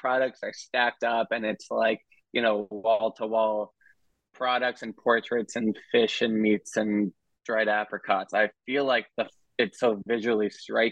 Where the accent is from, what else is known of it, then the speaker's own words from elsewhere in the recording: Wisconsin, United States; now in Brooklyn, United States; I'm from Wisconsin, where these places don't really exist.